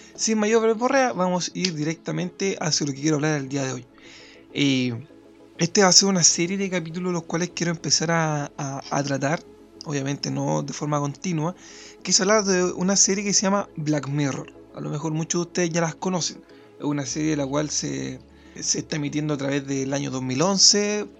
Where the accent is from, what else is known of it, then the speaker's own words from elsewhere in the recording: Chile; desde mi, mi realidad como chileno